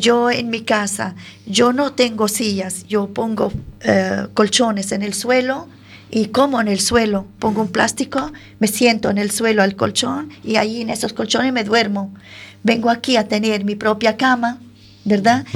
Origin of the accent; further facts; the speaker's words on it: Syria; Spanish is a second language; moved away as an adult; now in Galicia, Spain; Siria, que de donde yo vengo